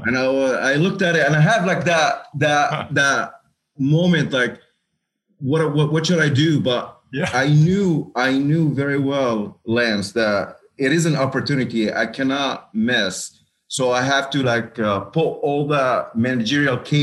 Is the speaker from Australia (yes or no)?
no; Kuwait; moved away; also born or lived in Lebanon; I was born and raised in Kuwait